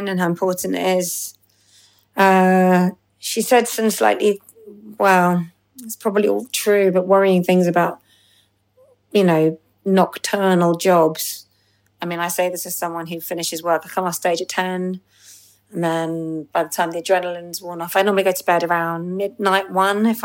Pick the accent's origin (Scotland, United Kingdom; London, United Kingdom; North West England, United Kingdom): London, United Kingdom; London on Tuesday, which is my homecoming gig, because I'm a Londoner